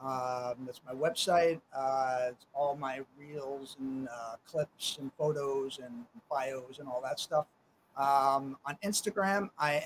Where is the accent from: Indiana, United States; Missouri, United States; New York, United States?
New York, United States; New York City; growing up in New York and being an actor